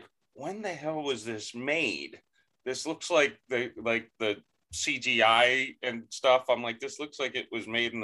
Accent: United States

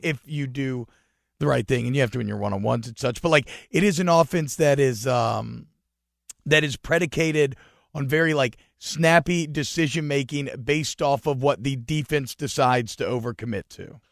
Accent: Georgia, United States; I grew up in Georgia

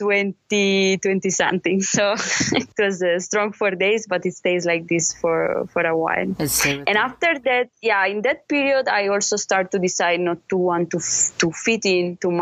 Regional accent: Italy; English is a second language; now in Ethiopia; I grew up in Italy because my mother ran away from Romania

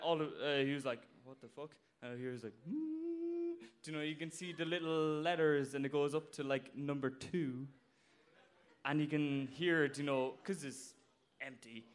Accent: Blarney, Munster, Ireland; I'm from Cork and uh, from Blarney

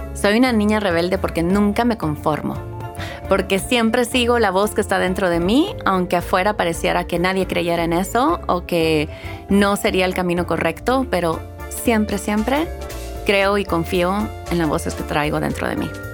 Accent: El Salvador; also born or lived in Houston, Texas, United States; now in Los Angeles, United States; Nací en Houston, Texas, pero crecí en El Salvador

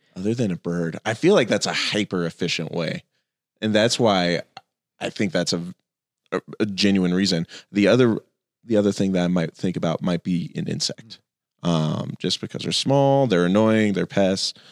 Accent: Phoenix, Arizona, United States; I grew up in Phoenix

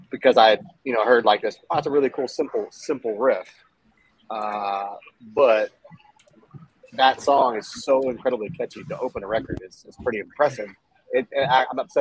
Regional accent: Texas, United States; I'm from Texas.

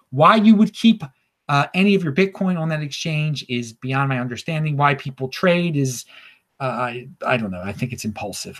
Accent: Baltimore, Maryland, United States; moved away; I am from Baltimore originally, and I'm in Baltimore right now

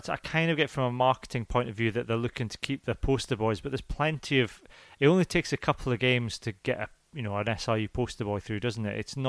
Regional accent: Scotland, United Kingdom

